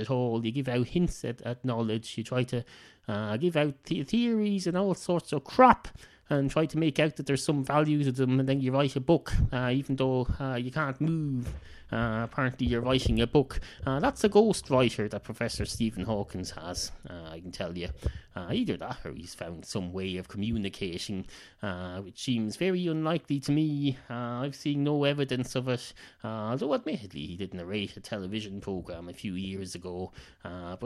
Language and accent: English; Ireland; accent: Irish